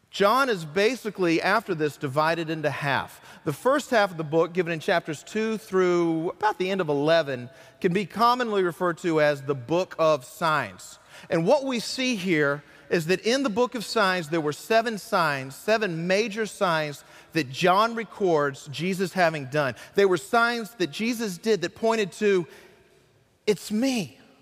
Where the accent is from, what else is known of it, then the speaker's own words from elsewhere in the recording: Burlington, North Carolina, United States; moved away; also born or lived in Graham; my hometown of Burlington